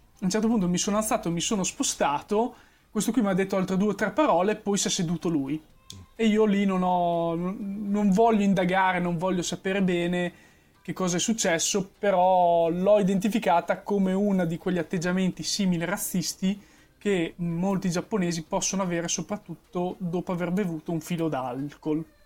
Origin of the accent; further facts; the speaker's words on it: Emilia-Romagna, Italy; sono emiliano